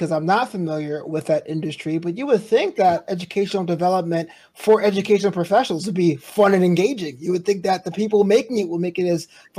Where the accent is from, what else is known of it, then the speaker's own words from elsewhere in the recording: New York City, New York, United States; New Amsterdam is named after my hometown in New York City.